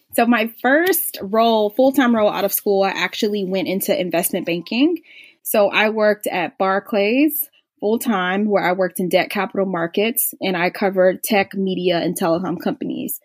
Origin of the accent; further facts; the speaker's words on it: Atlanta, Georgia, United States; also born or lived in Philadelphia; I grew up in Atlanta